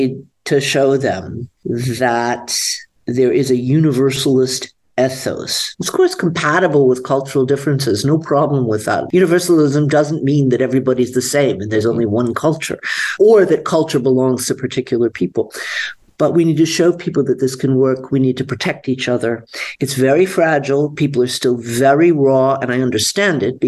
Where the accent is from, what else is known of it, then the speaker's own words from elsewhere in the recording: Atlanta, Georgia, United States; also born or lived in Israel; now in Germany; I grew up in Atlanta, Georgia